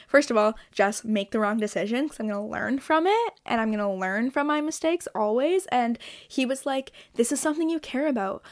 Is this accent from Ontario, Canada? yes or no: yes; Toronto, Ontario, Canada; I'm from Toronto